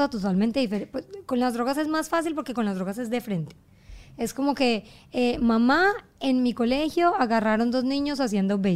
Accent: Germany; born there; Bueno, pero ya cuando yo llegué a donde salte yo, nací en Alemania.

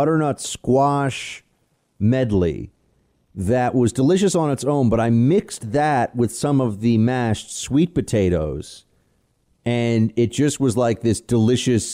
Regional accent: New York City, New York, United States; my hometown, for my city

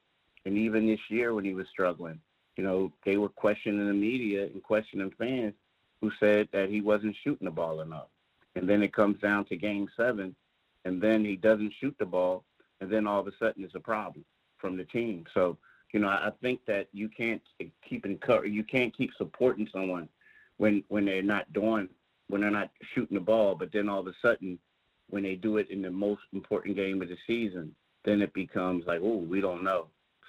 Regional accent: Philadelphia, Pennsylvania, United States; I grew up in Philadelphia, and you know, it's one of those things where, you know, they take pride in being a blue-collar city, being tough.

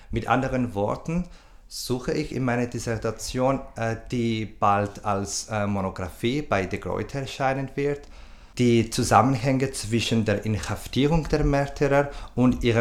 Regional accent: Cyprus; moved away as an adult; now in Vienna, Austria; Ich komme aus Zypern, wo ich mein Bachelorstudium abgeschlossen habe. Seit ähm, zwei, äh, 2012 bin ich, wohne und arbeite ich in Wien.

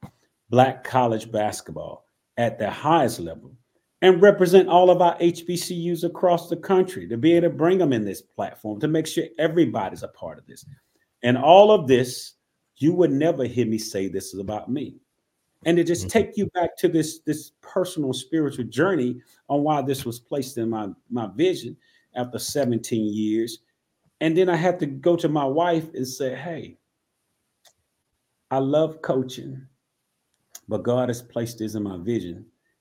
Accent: Tifton, Georgia, United States; I'm from Tifton, Georgia, which is 3 hours away from Atlanta.

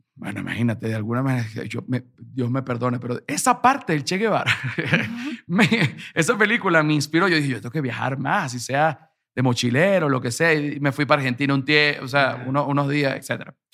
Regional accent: Venezuela; moved away as an adult; now in Mexico; Yo soy un venezolano acá

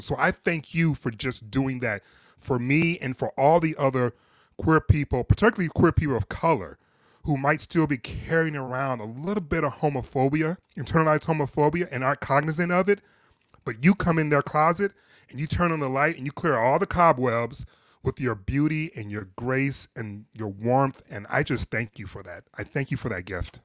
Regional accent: Detroit, Michigan, United States; I'm originally from Detroit, but my folks, both my parents are originally from the South

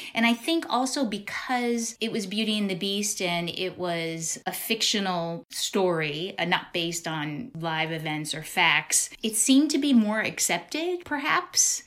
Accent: Chicago, Illinois, United States; we grew up in Chicago

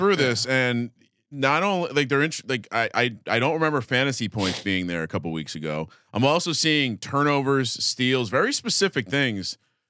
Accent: East Coast, United States; moved away; I grew up on the East Coast.

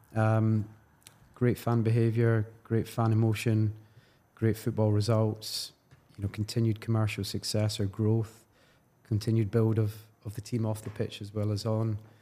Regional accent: Glasgow, Scotland, United Kingdom; I'm from Glasgow

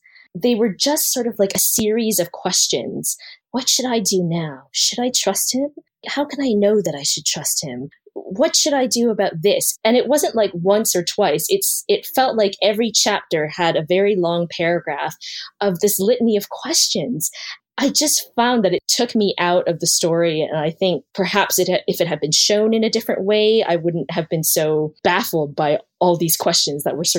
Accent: Canada; because I'm Chinese Canadian. And growing up, I never saw love interests who were Asian.

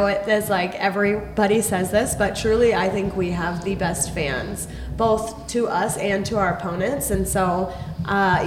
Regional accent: Colorado, United States; moved away as an adult; now in Kansas City, United States; growing up in Colorado

